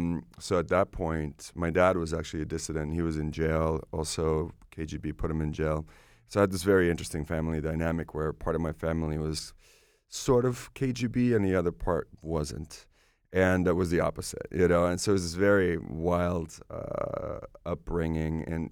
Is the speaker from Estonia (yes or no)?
yes; Estonia; born there; English is a second language; moved away; I was born in Soviet Union. Estonia was Soviet Union at the time.